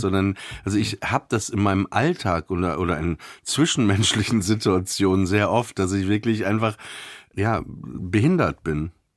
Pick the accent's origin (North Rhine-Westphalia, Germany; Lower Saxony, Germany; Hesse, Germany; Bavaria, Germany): Lower Saxony, Germany; Papenburg; now in Berlin, Germany; ich bin ja in Papenburg im Emsland aufgewachsen, also tiefste Provinz